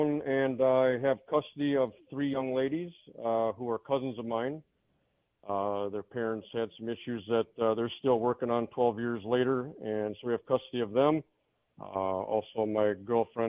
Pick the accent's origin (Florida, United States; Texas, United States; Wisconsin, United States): Wisconsin, United States; I am from Wisconsin